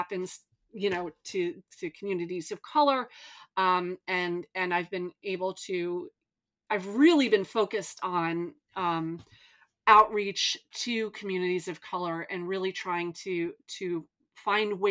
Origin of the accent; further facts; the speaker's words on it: New York, United States; I'm from New York